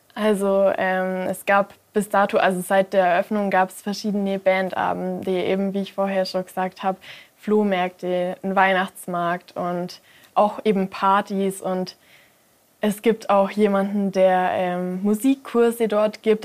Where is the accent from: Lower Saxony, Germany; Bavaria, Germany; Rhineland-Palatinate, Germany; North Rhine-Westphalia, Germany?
Bavaria, Germany; Mindelheim; auch gerade in meiner Heimatstadt